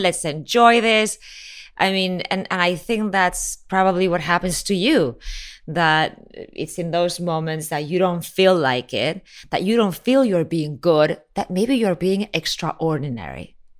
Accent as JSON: {"language": "English", "town": "Miami", "region": "Florida", "country": "United States", "tie": "born or raised there", "also_born_or_lived": "Spain / Mexico", "said": "I mean, I was born in Spain, I was raised in Miami, lived in Mexico, then went back to Mexico"}